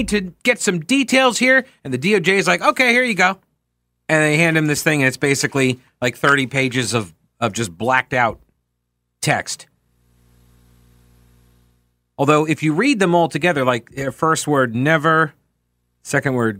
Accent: New York, United States; I'm from New York.

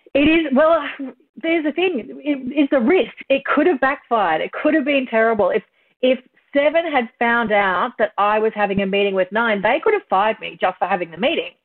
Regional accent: Kingaroy, Queensland, Australia; I'm from Kingaroy in country Queensland.

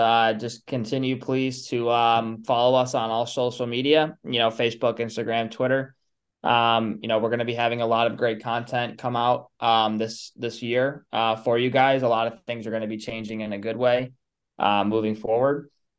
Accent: Syracuse, New York, United States; I'm from born and raised in Syracuse.

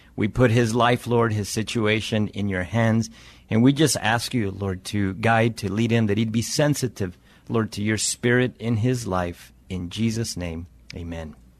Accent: Las Cruces, New Mexico, United States; moved away as an adult; also born or lived in Albuquerque, New Mexico / Chihuahua, Mexico (family); now in San Antonio, United States; I'm from New Mexico originally. Um, grew up in the Las Cruces area.

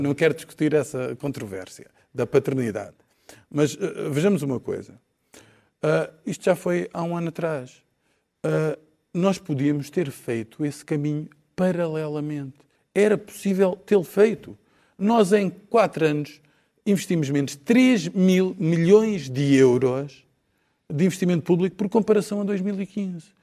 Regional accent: Algarve, Portugal; eu sou do Algarve

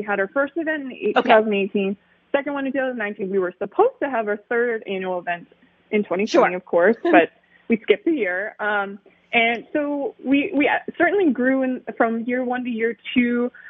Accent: Montgomery County, Maryland, United States; also born or lived in Baltimore / Washington, D.C.; So I'm technically not from Baltimore. I grew up in Montgomery County.

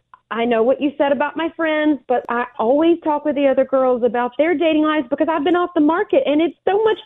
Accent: Alabama, United States; moved away; I grew up in Alabama

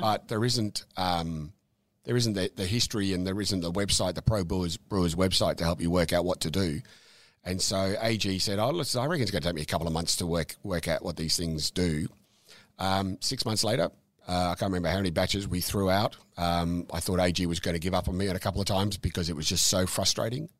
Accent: Dandenong, Victoria, Australia; also born or lived in Safety Beach / Mornington Peninsula; I was born overseas, but we grew up in, in Dandenong

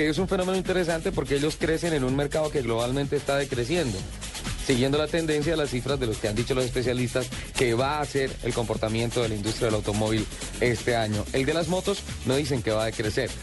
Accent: Santander, Colombia; now in Bogotá, Colombia; en mi tierra, en Santander

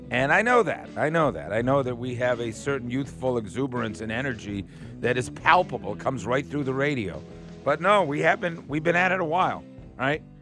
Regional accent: Atlanta, Georgia, United States; yeah, I grew up right here in Atlanta. I went to, I was a Lovett kid.

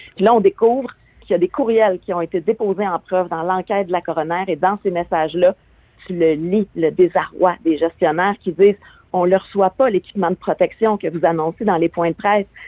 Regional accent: Quebec, Canada; chez nous au Québec

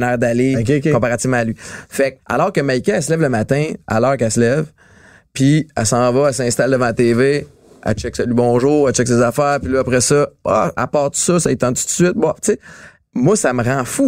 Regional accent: Montreal, Quebec, Canada; j'ai grandi à Antique, Montréal-Nord.

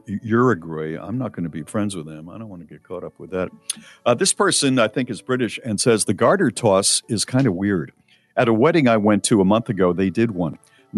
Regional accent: Ireland; American weddings finish really early. I'm from Ireland, and it would be unheard of for the party to finish before 6 or 7 a.m.

